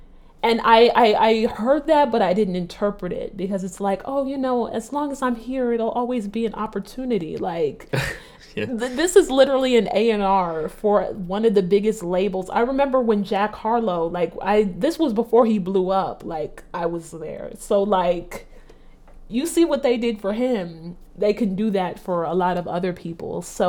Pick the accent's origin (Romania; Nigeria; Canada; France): Nigeria; I think a little bit of just being a Nigerian and not trying to disappoint anyone, you want to do everything at the highest level.